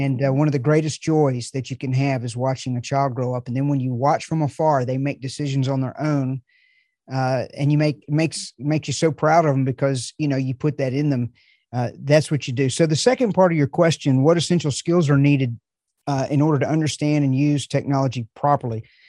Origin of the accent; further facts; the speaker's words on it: the South, United States; I'm from the South